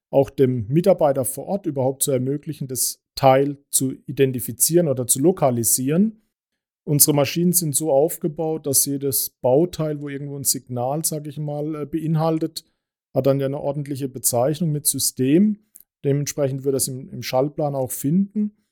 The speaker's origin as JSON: {"language": "German", "region": "Baden-Württemberg", "country": "Germany", "said": "Wir kommen ja hier aus Baden, da geht es."}